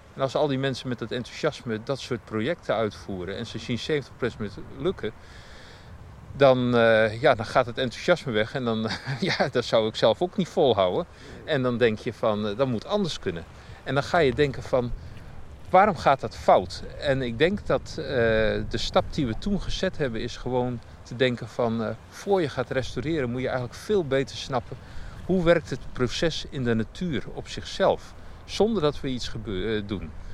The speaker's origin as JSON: {"language": "Dutch", "country": "Netherlands", "said": "als Nederlander"}